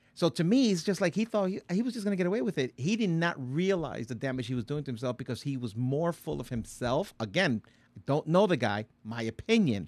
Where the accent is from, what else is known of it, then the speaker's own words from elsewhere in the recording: Puerto Rico; I'm Puerto Rican.